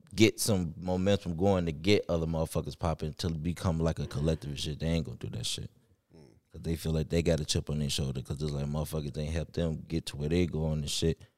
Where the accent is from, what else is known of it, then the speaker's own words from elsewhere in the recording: Chicago, Illinois, United States; also born or lived in Riverdale; I'm from Chicago